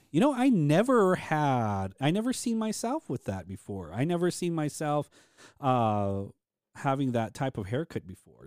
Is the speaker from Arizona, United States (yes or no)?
yes; Hopi, Arizona, United States; we're Hopi and we're Native American